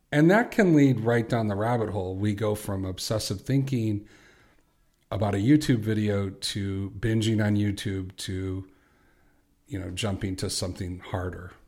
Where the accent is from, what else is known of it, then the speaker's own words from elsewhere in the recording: Chicago, Illinois, United States; I'm from Chicago